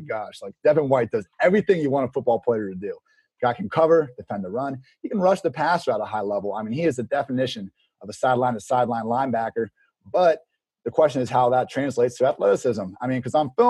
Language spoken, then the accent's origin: English; Columbus, Ohio, United States; my hometown Columbus, Ohio